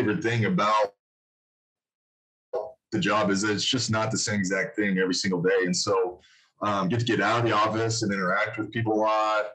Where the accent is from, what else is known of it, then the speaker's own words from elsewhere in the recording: Casper, Wyoming, United States; also born or lived in Denver, Colorado; I'm born and raised in Wyoming. I've basically been between Casper and Denver my whole life